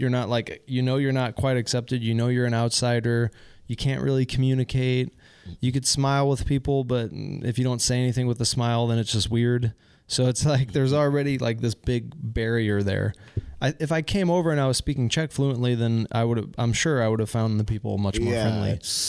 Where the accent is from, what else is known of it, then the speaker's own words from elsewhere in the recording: Midwest, United States; I mean, I'm from the Midwest, U.S., so people are very friendly and nice